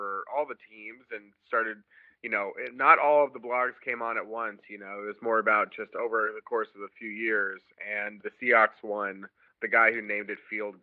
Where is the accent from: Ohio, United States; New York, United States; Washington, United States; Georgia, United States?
Washington, United States; Bellevue; I grew up in Bellevue, Washington